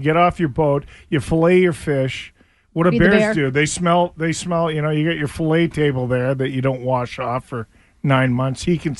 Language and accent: English; Jasper, Alberta, Canada; moved away; I grew up in the Rocky Mountains. I've told the story a million times. Jasper, Alberta.